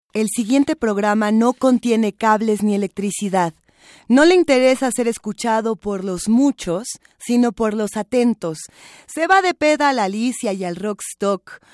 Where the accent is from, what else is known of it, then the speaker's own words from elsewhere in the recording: Mexico; nos construye como, mexicanos